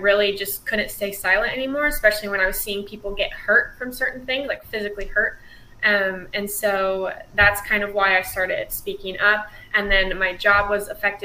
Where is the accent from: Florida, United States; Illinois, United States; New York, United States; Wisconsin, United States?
Illinois, United States; moved away; I'm from Illinois, and we have like a community college